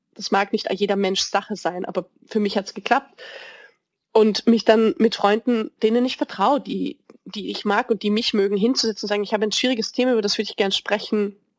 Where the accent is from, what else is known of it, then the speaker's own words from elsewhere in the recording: Vienna, Austria; als Wienerin